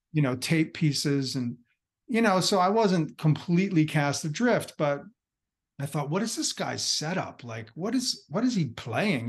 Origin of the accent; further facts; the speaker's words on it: New Jersey, United States; I'm from across the bridge in, in New Jersey